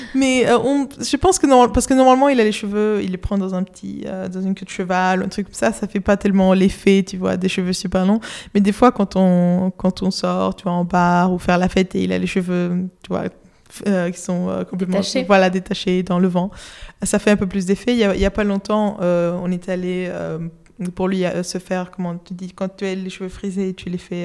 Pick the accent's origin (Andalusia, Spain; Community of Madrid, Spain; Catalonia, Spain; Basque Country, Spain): Community of Madrid, Spain; Madrid; French is a second language; now in London, United Kingdom; j'habite à Londres, mais euh, je suis de Madrid, Espagne, et je parle français parce que j'étudiais à une école française depuis toute petite